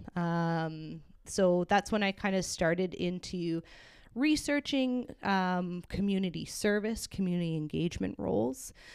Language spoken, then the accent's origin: English; Hamilton, Ontario, Canada; grew up in Waterdown